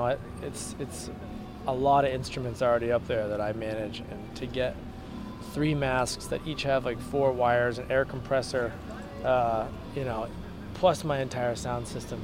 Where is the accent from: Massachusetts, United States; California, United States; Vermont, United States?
Massachusetts, United States; Boston; now in San Diego, United States; my hometown, which is in Boston, Massachusetts